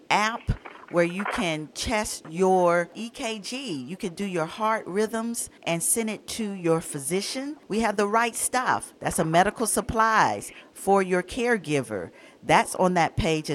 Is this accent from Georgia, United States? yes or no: yes; Atlanta, Georgia, United States; moved away; I was born and raised in Atlanta